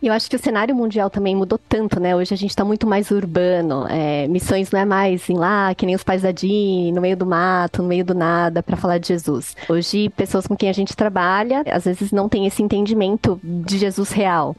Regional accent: Brazil; nós brasileiros

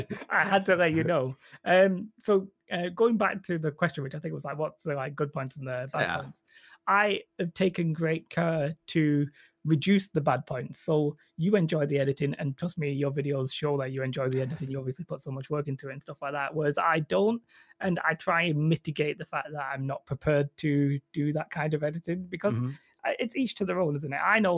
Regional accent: England, United Kingdom; accent: northern English; I would sort of disagree with my northern English accent

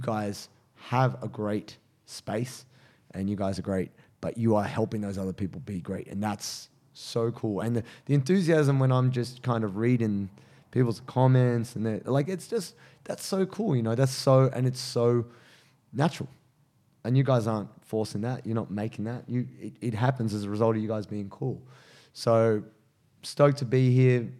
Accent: Penrith, New South Wales, Australia; also born or lived in Dubbo; Where I'm from

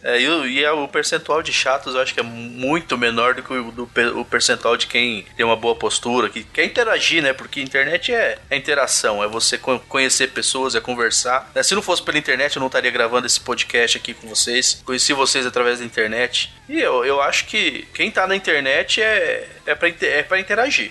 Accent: Central-West Brazil, Brazil; eu sou aqui do, do interior do Brasil, aqui do, do coração do Brasil, aqui do Centro-Oeste

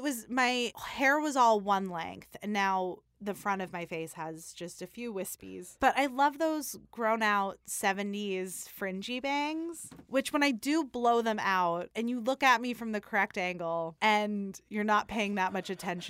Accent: Staten Island, New York, United States; I'm also from Staten Island, so I would imagine that the 80s were worse where I'm from

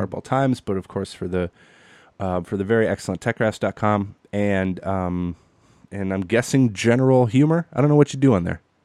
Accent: Green Bay, Wisconsin, United States; born and raised in Green Bay, Wisconsin.

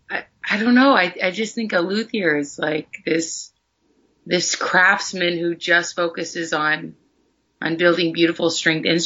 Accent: Athens, Ohio, United States; hometown? Athens, Ohio.

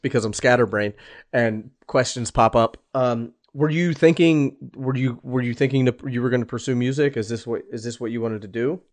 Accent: Philadelphia, Pennsylvania, United States; moved away; I'm from Philadelphia

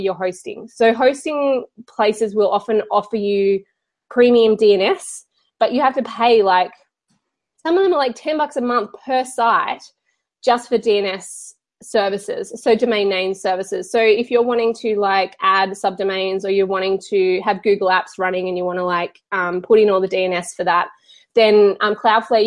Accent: Australia; I'm Australian, and so we make our A's really long

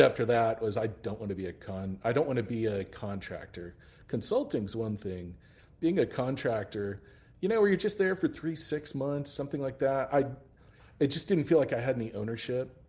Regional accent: El Paso, Texas, United States; I'm originally from El Paso, Texas.

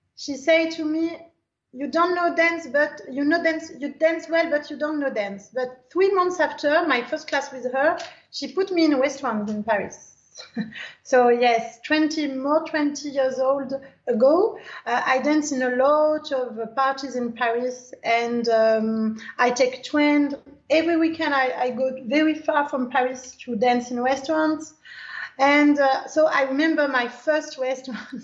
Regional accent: Algeria; English is a second language; I dance Algerian dance because I am from Algerian

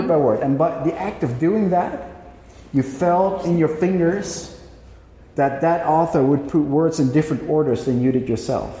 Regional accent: Netherlands; I'm a writer from the Netherlands.

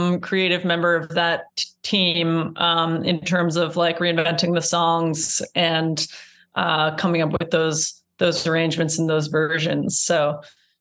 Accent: Iowa, United States; now in Brooklyn, United States; I'm from Iowa

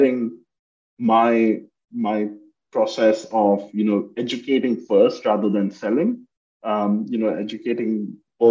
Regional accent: India; moved away as an adult; now in United States; I grew up in India and did my undergrad there

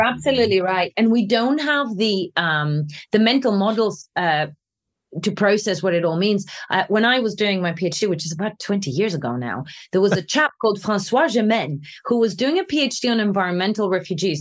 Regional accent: Greece; now in London, United Kingdom; When I was growing up in Greece

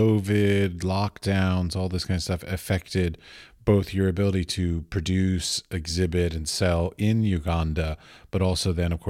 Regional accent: United States; moved away as an adult; now in Europe; I come from America and I live in Europe now.

